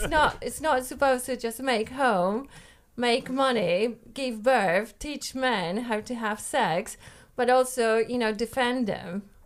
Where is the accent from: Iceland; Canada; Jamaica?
Iceland; Yes, I am from Iceland.